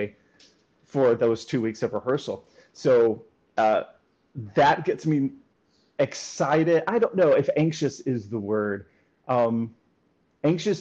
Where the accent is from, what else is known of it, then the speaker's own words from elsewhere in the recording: rural West Tennessee, United States; I grew up in Tennessee, in rural West Tennessee